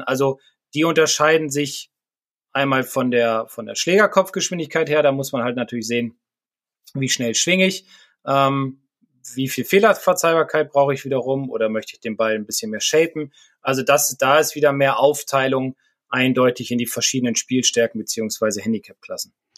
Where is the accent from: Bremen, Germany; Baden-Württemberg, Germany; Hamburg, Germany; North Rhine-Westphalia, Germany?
Bremen, Germany; also aus meiner Heimatstadt